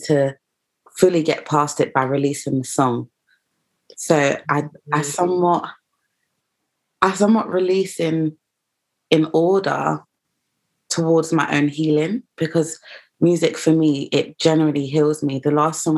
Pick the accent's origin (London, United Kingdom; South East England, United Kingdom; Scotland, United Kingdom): London, United Kingdom; I am from East London, but I feel like the fact that I am half Ghanaian and half Jamaican